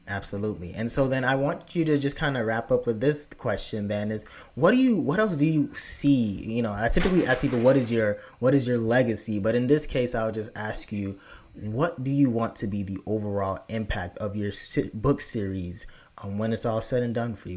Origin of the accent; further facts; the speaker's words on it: Lagos, Nigeria; I was born in Lagos, Nigeria